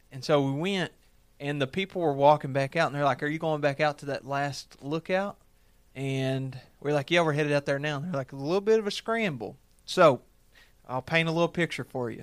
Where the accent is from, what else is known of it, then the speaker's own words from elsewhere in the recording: Lake Cumberland, Kentucky, United States; I grew up on Lake Cumberland